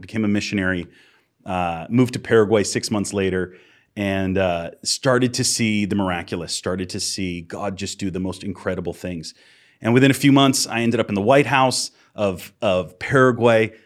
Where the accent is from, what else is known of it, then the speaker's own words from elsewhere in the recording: Massachusetts, United States; moved away; I'm from Massachusetts originally.